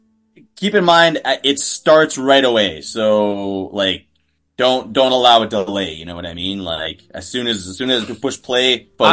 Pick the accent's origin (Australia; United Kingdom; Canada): Canada; you're ever traveling as a Canadian